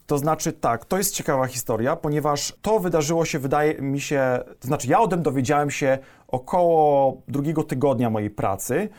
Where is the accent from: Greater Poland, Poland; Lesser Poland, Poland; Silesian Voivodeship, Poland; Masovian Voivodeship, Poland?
Greater Poland, Poland; Gostyń; also born or lived in Poznań; Jestem z Wielkopolski, pięknego miasteczka w Wielkopolsce.